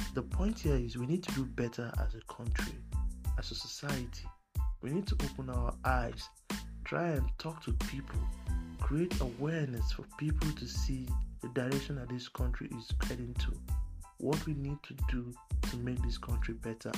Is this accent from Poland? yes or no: no; Nigeria